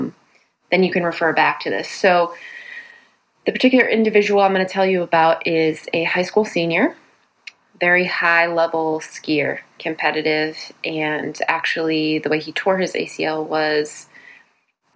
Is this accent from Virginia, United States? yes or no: no; New Jersey, United States; now in Boston, United States; I hail originally from New Jersey